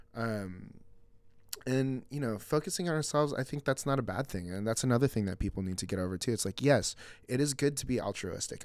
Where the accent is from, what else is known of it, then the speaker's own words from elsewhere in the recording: Mission Viejo, California, United States; we grew up in Mission Viejo.